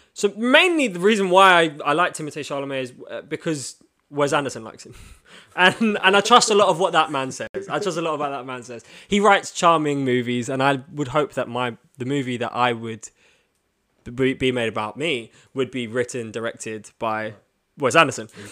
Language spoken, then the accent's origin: English; London, United Kingdom; you can tell we're both from London